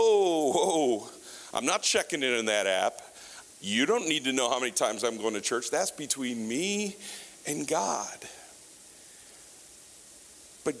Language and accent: English; United States; I'm an American